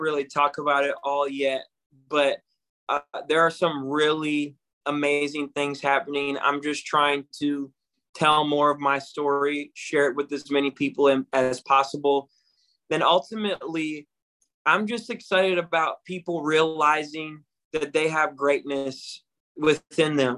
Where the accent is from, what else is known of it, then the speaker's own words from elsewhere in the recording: Battle Creek, Michigan, United States; I'm from Battle Creek, Michigan, a city that is known as a factory town